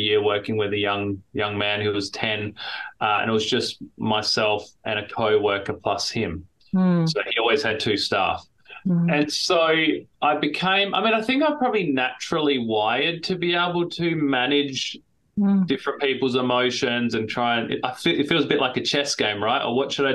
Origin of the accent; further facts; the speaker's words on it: Adelaide, South Australia, Australia; moved away as an adult; now in Minnesota, United States; we moved here from Adelaide, South Australia, which is where I'm from, which is where I was born and spent my whole life